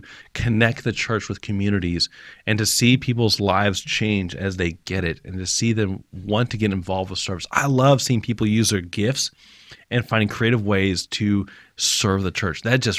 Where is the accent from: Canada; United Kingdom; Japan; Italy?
Japan; I grew up in Japan, but I don't know if I'm wired to do ministry in Japan.